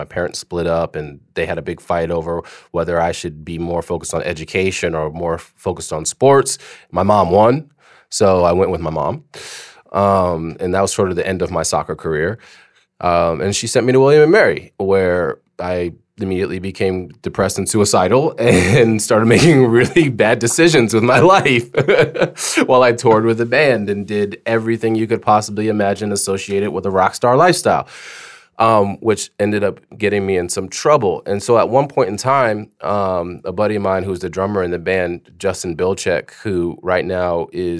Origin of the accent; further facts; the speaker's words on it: Germany; But prior to that, I grew up grew up in Germany. My dad was in the military. I was a military brat. We lived off the base all the time.